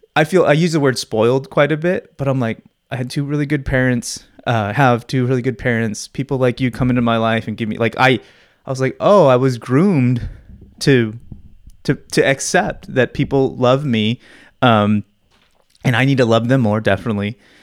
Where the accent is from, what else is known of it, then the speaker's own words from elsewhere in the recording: Phoenix, Arizona, United States; I've always grown up in Phoenix